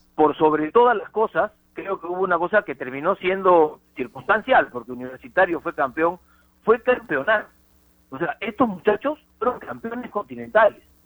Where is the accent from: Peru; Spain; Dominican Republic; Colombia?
Peru; uno peruano